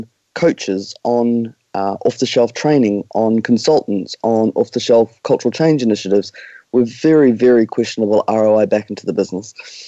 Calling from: New Zealand; We are joining you from Aotearoa, New Zealand. Right on the other side of the world.

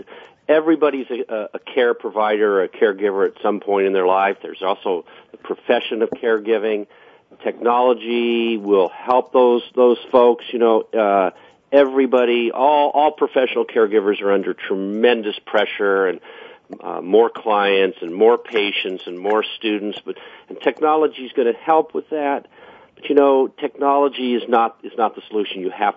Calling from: Pleasant Hill, California, United States; Pleasant Hill, California.

